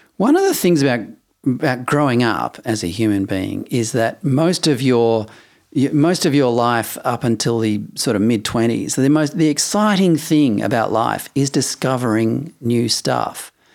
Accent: Perth, Western Australia, Australia; moved away as an adult; also born or lived in Adelaide; I'd only just arrived in Adelaide 'cause I grew up in Perth.

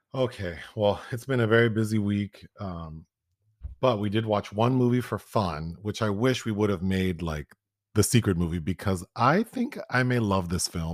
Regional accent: Los Angeles, California, United States; I grew up in South Central Los Angeles

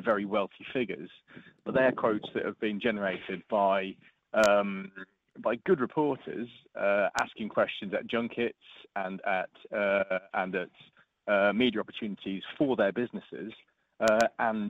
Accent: Norfolk, East of England, United Kingdom; I grew up in Norfolk

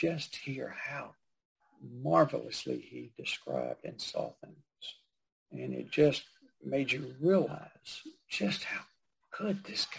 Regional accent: Georgia, United States; now in Virginia, United States; I grew up in Georgia

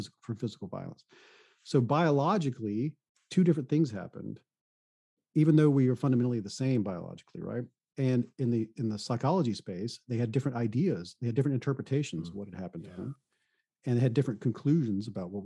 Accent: the South, United States; I come from the South

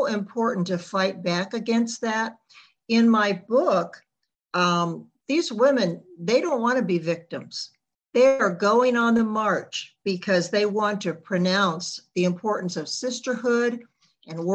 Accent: the Jim Crow South, United States; I grew up in the Jim Crow South back in the 1960s.

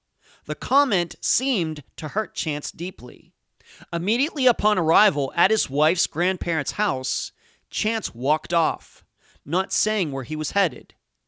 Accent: Leechburg, Pennsylvania, United States; Growing up in Pennsylvania

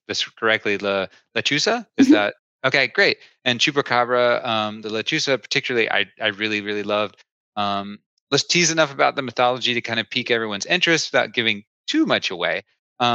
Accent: East Tennessee, United States; I grew up in East Tennessee

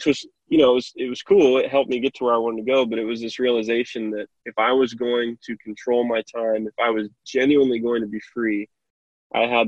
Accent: Kokomo, Indiana, United States; I'm from Kokomo, Indiana, and I love my city, love my town.

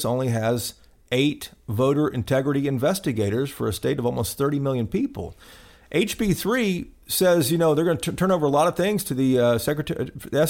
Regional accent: Tennessee, United States; moved away; my home state of Tennessee

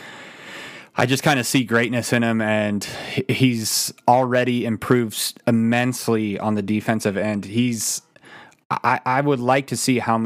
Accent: Utah, United States; We've all got kids, yeah. too. We're from Utah

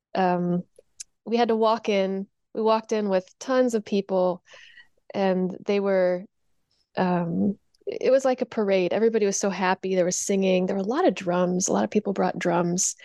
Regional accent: Indiana, United States; I grew up in Indiana

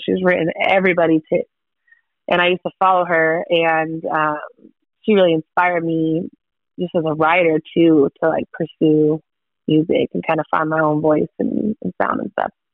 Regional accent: Pacific Northwest, United States; now in Austin, United States; Uh, I live in Austin, Texas. I grew up in the Pacific Northwest.

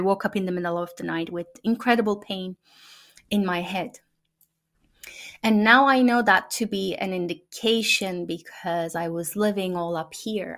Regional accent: Turkey; first language Turkish; English is a second language; moved away as an adult; now in United States; the families that I've known growing up in Turkey

